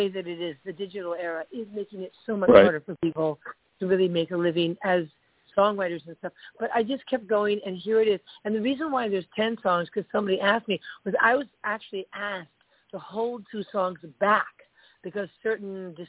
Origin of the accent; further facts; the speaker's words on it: New York, United States; moved away as an adult; also born or lived in California; I moved away from California, back to my hometown, New York